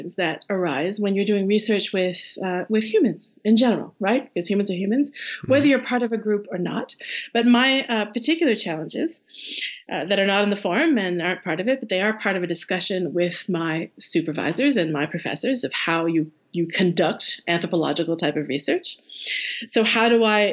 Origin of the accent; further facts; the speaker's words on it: Canada; as a Canadian